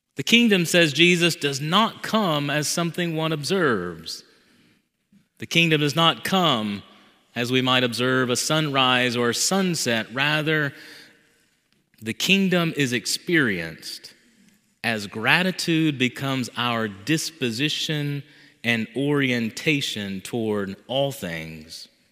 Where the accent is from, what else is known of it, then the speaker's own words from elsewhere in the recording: the South, United States; Growing up in the South with a Southern mother